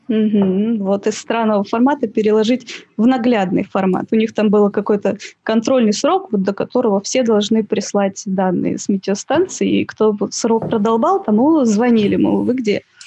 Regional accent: Siberia, Russia; moved away as an adult; also born or lived in Novosibirsk; now in Saint Petersburg, Russia; я из Сибири, училась в Новосибирске

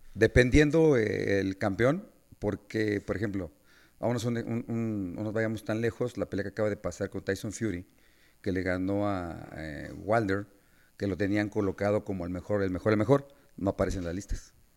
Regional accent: Mexico City, Mexico; vengo de Iztacalco

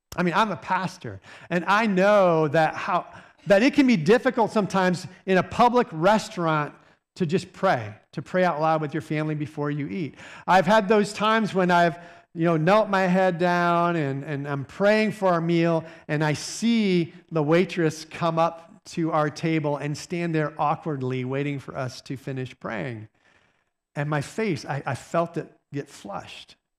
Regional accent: Michigan, United States; moved away as an adult; also born or lived in South Bend, Indiana; I grew up in Michigan

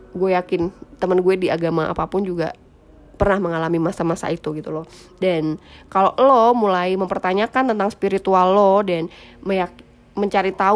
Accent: Java, Indonesia; makanya gue sebagai orang Jawa yang udah sesopan ini tuh ma- menurut mereka masih kurang unggah-ungguh gitu loh masih kurang sopan

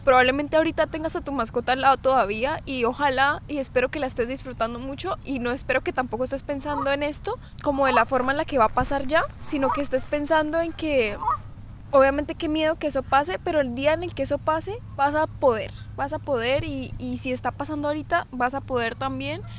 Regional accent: Bucaramanga, Santander, Colombia; nosotros somos de Colombia

